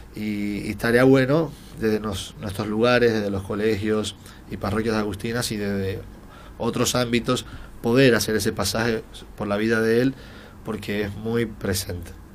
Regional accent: Dominican Republic; moved away as an adult; now in Buenos Aires, Argentina; soy de la República Dominicana, hace seis años y unos meses que vivo en la Argentina

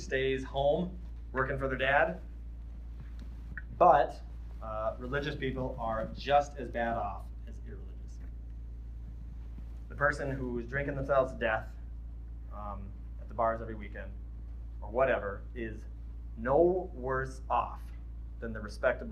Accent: Midwest, United States; I'm from the Midwest

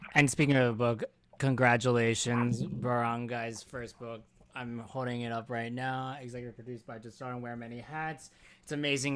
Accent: Philadelphia, Pennsylvania, United States; Philly boy over here

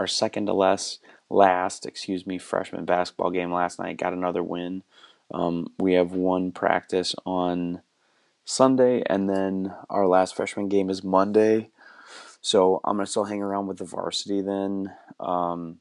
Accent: Cumberland, United States; I was working for the utility company in my hometown, which, you know, does water and sewer and electricity. And my job was to go to like 150 some fire hydrants throughout Cumberland.

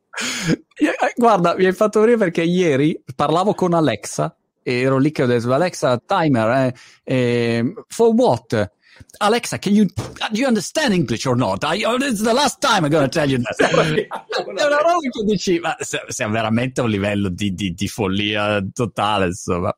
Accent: Milan, Lombardy, Italy; Io sono milanese d'origine

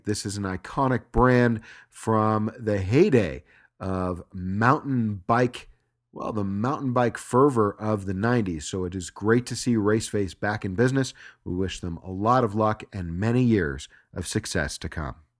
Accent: Southern California, United States; moved away as an adult; also born or lived in Los Angeles; I moved away from Los Angeles just four years ago after having lived in Southern California my entire life.

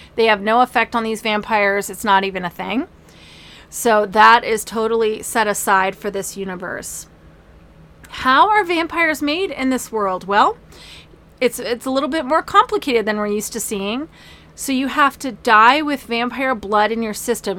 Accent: Manassas, Virginia, United States; I grew up in Manassas, Virginia, where we got to see Civil War reenactments

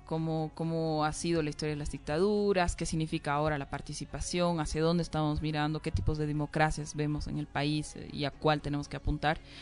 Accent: Bolivia; como ciudadanas, como bolivianas, como jóvenes

